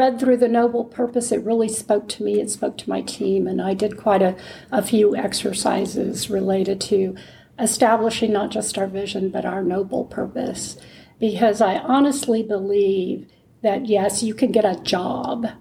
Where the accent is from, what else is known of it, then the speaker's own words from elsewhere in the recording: San Antonio, Texas, United States; I grew up in San Antonio, Texas